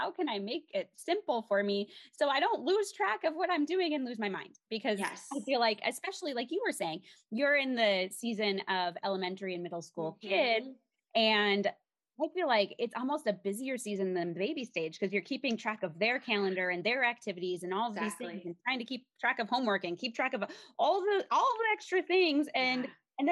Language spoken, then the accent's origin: English; Minnesota, United States; moved away as an adult; now in Colorado, United States; I grew up in Minnesota, and we went back to the small town that we lived in as well after we got married.